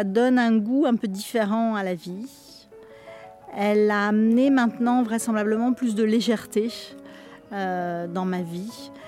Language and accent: French; France; born there; also born or lived in Algeria; Et euh, donc je suis née en France euh, parce qu'il n'y avait pas d'hôpital là où mes parents étaient. On est revenu en Algérie très vite et j'y suis restée deux ans.